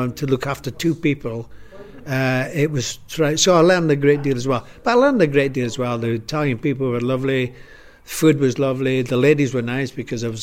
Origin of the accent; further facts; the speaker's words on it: Scotland, United Kingdom; moved away; Being Scottish